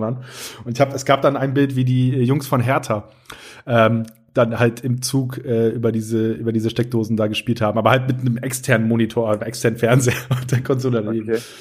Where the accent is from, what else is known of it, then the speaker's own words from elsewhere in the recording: Northern Germany, Germany; moved away; ich komme ja aus Norddeutschland gebürtig